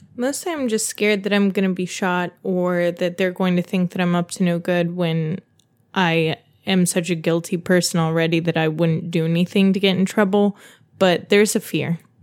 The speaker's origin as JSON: {"language": "English", "town": "Dayton", "region": "Ohio", "country": "United States", "tie": "born or raised there", "said": "I grew up in Dayton, Ohio"}